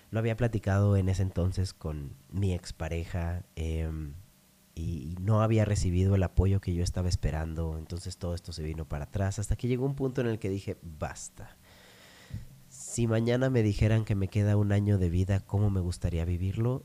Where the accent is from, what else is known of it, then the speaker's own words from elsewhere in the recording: Monterrey, Nuevo León, Mexico; moved away; Tuve la fortuna de crecer siendo regio, pero nacer en otro, en otro lugar.